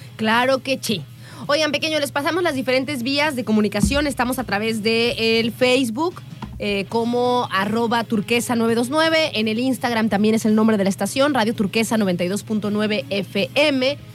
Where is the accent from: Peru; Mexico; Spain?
Mexico; Coatepec, Veracruz; moved away; allá me crié, en Coatepec